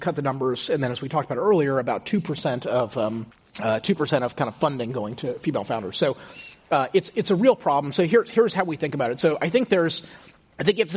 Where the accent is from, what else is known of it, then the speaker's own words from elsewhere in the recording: Houston, Texas, United States; moved away as an adult; also born or lived in Stanford, California; I grew up in Houston, in a very, kind of comfortable middle-class family